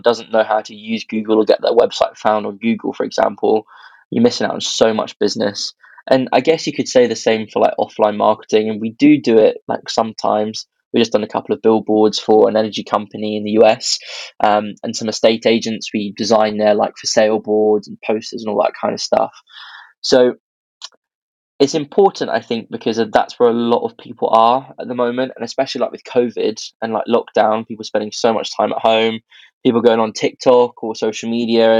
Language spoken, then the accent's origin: English; Birmingham, West Midlands, United Kingdom; I'm originally from Birmingham.